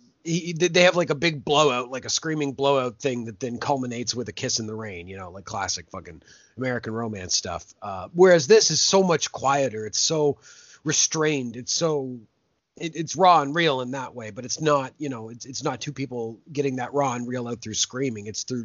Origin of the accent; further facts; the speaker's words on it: Canada; And that we as Canadians also have a bit of in us as well.